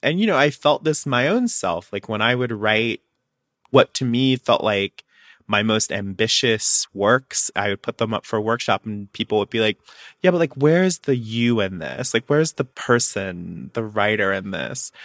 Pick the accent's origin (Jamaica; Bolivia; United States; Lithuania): United States; Alabama; I'm from Alabama, I grew up on a farm